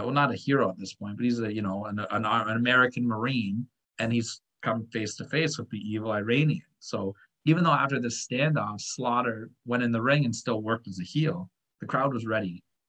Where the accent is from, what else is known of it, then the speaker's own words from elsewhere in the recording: Canada; I'm a Canadian guy.